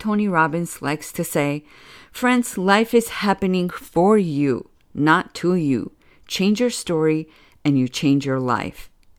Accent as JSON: {"language": "English", "country": "Georgia", "moved": "yes", "lives_now": "Miami, United States", "said": "I immigrated to America about 27 years ago now. I'm originally from Republic of Georgia, which was part of USSR, and now I believe it's considered Eastern Europe. For the past 11 years, I've been living in sexy Miami"}